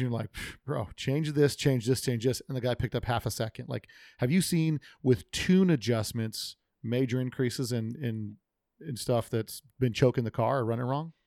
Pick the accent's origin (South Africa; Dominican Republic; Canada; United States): United States; I grew up American, America. Amer- my parents were immigrants, but I'm American.